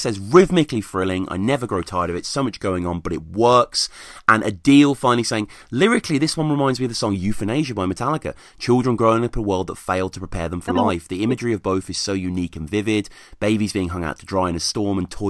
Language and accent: English; Birmingham, West Midlands, United Kingdom; I don't say I'm from Birmingham